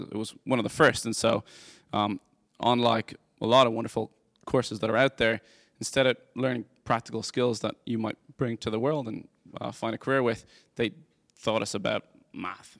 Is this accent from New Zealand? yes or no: no; Dublin, Leinster, Ireland; moved away as an adult; now in United States; I grew up in Dublin, Ireland. I moved here two thousand and eleven